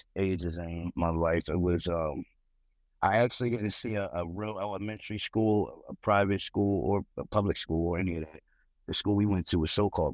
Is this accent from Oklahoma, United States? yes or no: no; Philadelphia, Pennsylvania, United States; now in Pottstown, United States; I'm originally from Philadelphia. I'm in Pottstown, from Pottstown now.